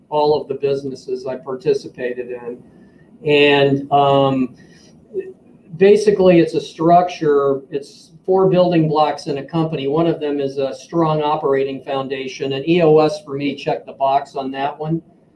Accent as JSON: {"language": "English", "town": "Washington", "region": "District of Columbia", "country": "United States", "tie": "born or raised there", "moved": "as an adult", "lives_now": "St. Louis, United States", "said": "I'm from Washington, D.C. That's where I grew up."}